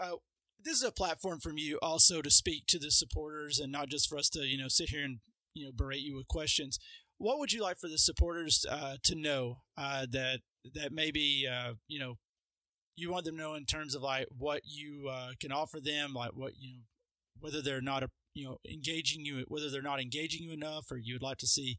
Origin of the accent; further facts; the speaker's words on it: Dalton, Georgia, United States; players from Dalton, because as listeners to the podcast know, that's where I'm from, and I grew up playing in the Mexican League there.